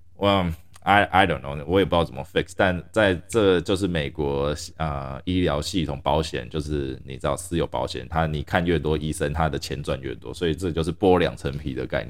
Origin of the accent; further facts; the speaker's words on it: Taiwan; now in United States; 我从小在台湾长大，我还是比较喜欢台湾这种文化